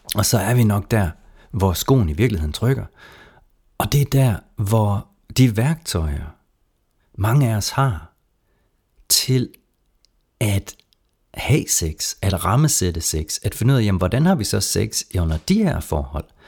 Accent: Jutland, Denmark; man kan høre, jeg kommer fra Jylland en gang imellem

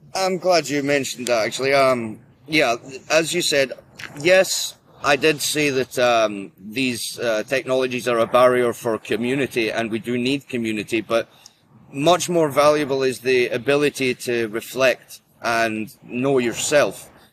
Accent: Scotland, United Kingdom; I am Scottish uh, of uh, of Norse heritage

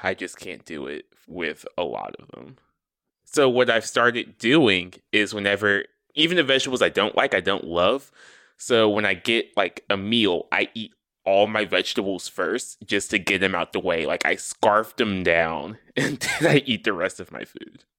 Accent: the South, United States; I am from the South

